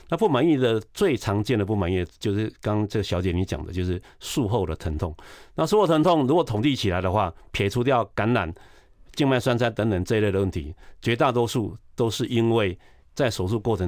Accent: Taiwan; 我这我一般我们台湾人吃不到那个量。

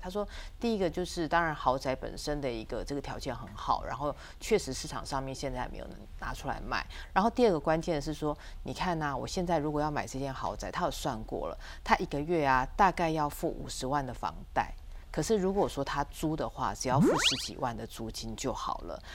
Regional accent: Taipei, Taiwan; 因为我是台北人

